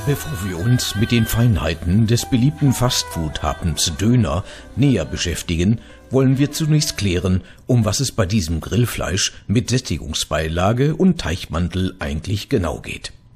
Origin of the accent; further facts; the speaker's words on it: Gelsenkirchen, North Rhine-Westphalia, Germany; In meiner Heimatstadt Gelsenkirchen